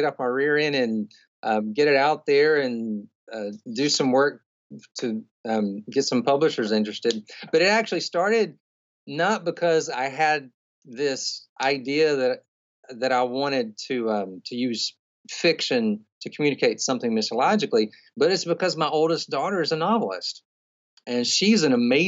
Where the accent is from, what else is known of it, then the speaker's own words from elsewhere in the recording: Birmingham, Alabama, United States; also born or lived in Southeast Asia / Indonesia; I'm actually from Birmingham, Alabama.